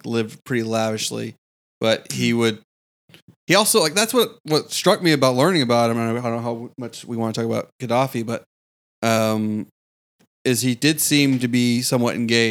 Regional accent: United States; as an American who lives in a capitalist society

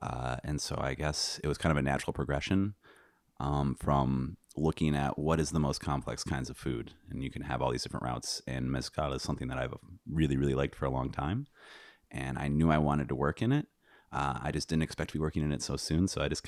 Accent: Michigan, United States; I'm from Northern Michigan. Well, West Michigan.

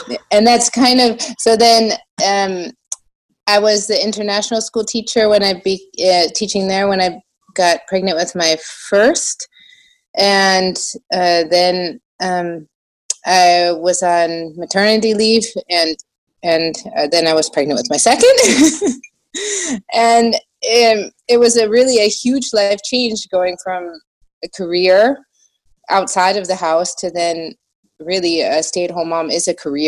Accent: United States; now in Germany; Yeah, I actually sort of start in the beginning because obviously I'm American.

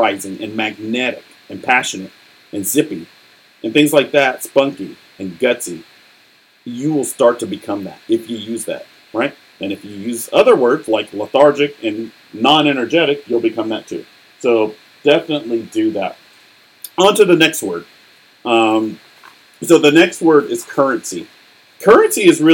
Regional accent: United States; I'm speaking as an American

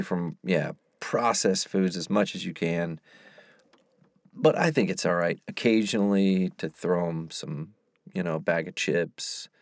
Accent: the South, United States; moved away; I'm from the South

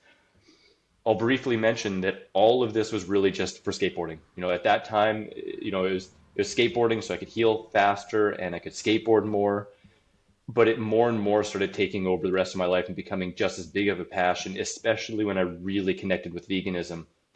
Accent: Saskatoon, Saskatchewan, Canada; I'm from Saskatoon, Saskatchewan, Canada. I was born in 1980 there.

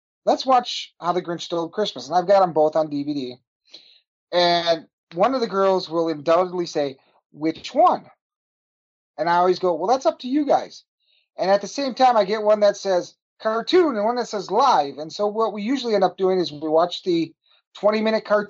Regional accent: Wisconsin, United States; we're from Wisconsin.

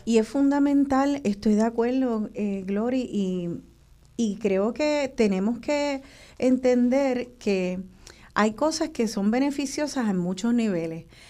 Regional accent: Puerto Rico; nuestra identidad como puertorriqueños

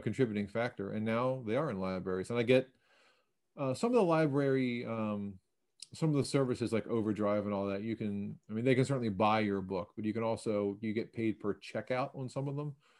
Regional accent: Baltimore, Maryland, United States; I grew up in Baltimore near one of the Enoch Pratt free library branches

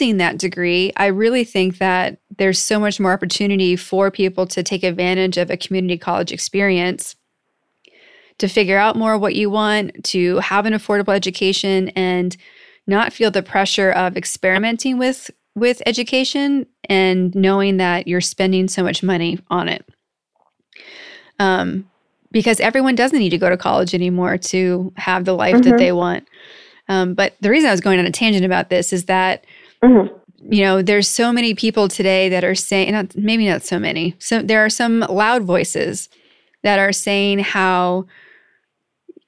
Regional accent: Northeast US, United States; also born or lived in Massachusetts / Pennsylvania; now in California, United States; I grew up in the Northeast, in Massachusetts mm-hmm. and Pennsylvania

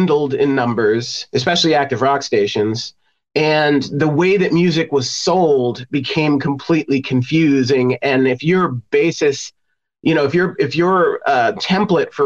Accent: New York City, New York, United States; also born or lived in Los Angeles, United States; now in Indiana, United States; I'm from New York City originally

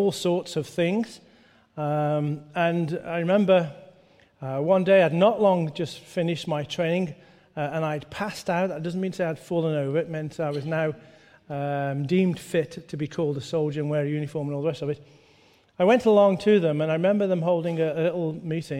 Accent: Stoke-on-Trent, West Midlands, United Kingdom; I grew up the road in Stoke-on-Trent

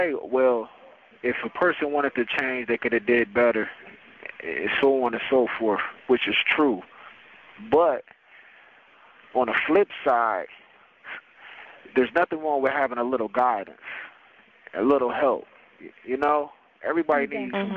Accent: Canton, Ohio, United States; I came from Canton, Ohio, you know, better known as the Hall of Fame State, Pro Football Hall of Fame. Came up, you know, on the northwest end of Canton.

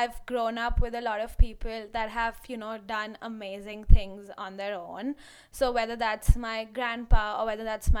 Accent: India; moved away as an adult; I actually came from India to here

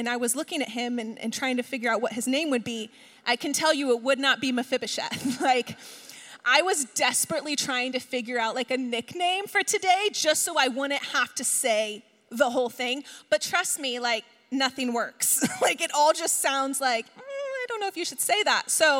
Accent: East Coast, United States; moved away as an adult; now in West Coast, United States; We're both from the East Coast

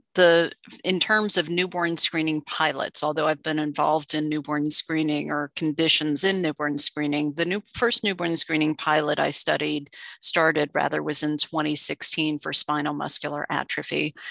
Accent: South Florida, United States; I grew up in South Florida.

